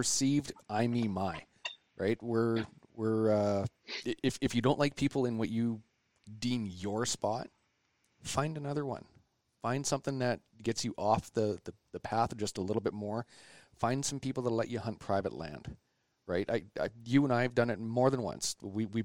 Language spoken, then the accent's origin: English; Vancouver, British Columbia, Canada; growing up in Vancouver